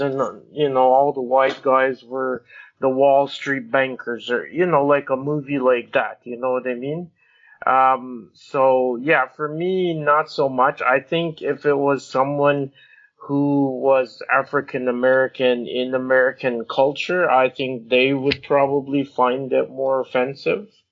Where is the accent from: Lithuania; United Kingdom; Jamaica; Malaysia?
Jamaica; I'm Jamaican